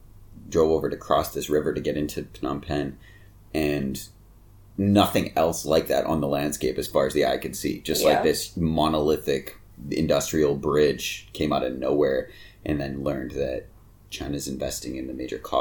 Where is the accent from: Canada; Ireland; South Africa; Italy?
Canada; we were Canadian